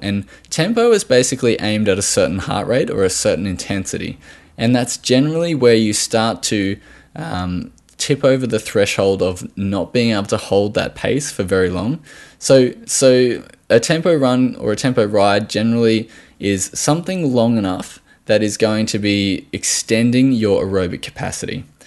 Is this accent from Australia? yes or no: yes; Australia